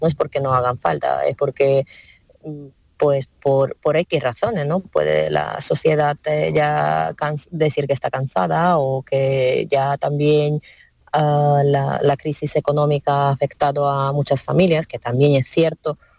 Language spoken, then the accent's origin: Spanish; western Ukraine, Ivano-Frankivsk Oblast, Ukraine; Spanish is a second language; moved away as an adult; now in Spain; yo soy de oeste de Ucrania, de un pequeño pueblo de región de Ivano-Frankivsk.